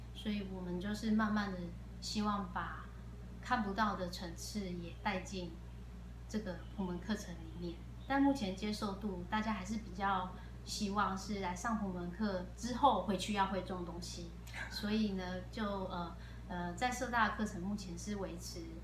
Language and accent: Chinese; Taipei, Taiwan; moved away as an adult; also born or lived in Taichung; now in Taitung, Taiwan; 我是，呃，土生土长的台北人。台北人，OK。但是只住到十九岁